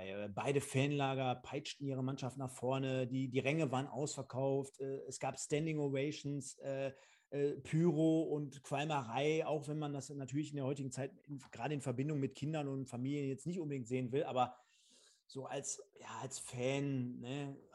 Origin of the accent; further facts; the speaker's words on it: Münster, North Rhine-Westphalia, Germany; war ich im Stadion, klar als Münsteraner sowieso oder ehemaliger.